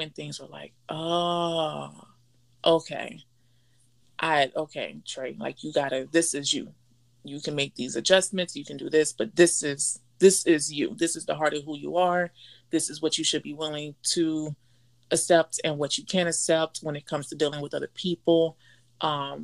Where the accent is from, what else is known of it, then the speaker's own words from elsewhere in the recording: Miami, Florida, United States; moved away; being born and raised in Miami